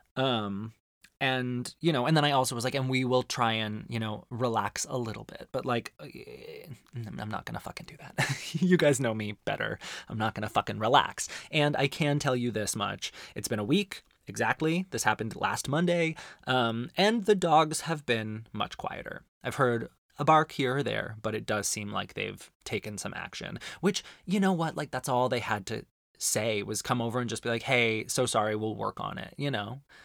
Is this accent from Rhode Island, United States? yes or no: no; Arizona, United States; growing up in Arizona is that there's incredible Mexican food on every street corner